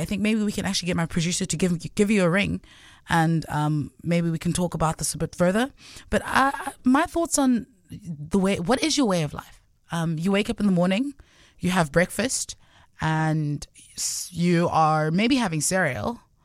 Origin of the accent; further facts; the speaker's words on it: Gauteng, South Africa; first language Sotho; English is a second language; also born or lived in Cape Town; I'm from Gauteng